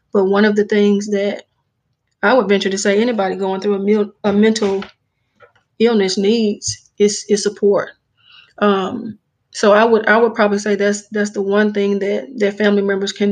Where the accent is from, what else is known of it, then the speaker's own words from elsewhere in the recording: Jackson, Mississippi, United States; now in Madison, United States; I'm actually from the Jackson area, born and raised and grew up